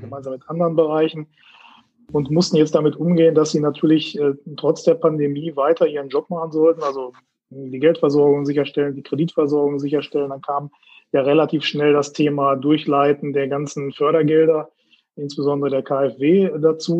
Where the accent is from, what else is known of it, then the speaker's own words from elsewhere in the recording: Herford, North Rhine-Westphalia, Germany; moved away as an adult; also born or lived in Laatzen / Tübingen; now in Bielefeld, Germany; Geboren in Laatzen, Hannover und aufgewachsen in Herford